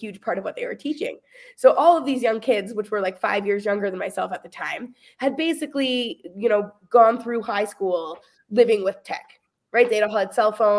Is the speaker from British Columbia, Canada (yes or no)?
no; Hamilton, Ontario, Canada; also born or lived in Kingston, Ontario; now in Burlington, Canada; I grew up in a really rural situation, in a beautiful, beautiful home with my lovely family. But when I was 18, I like could not get as far away as possible kind of thing in a quick enough time. So I moved from Hamilton to Kingston